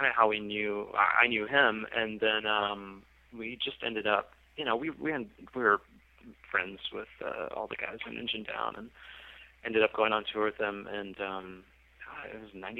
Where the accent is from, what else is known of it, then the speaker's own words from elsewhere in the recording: Roanoke, Virginia, United States; also born or lived in Harrisonburg, Virginia; I grew up mostly in Roanoke, Virginia, not too far from North Carolina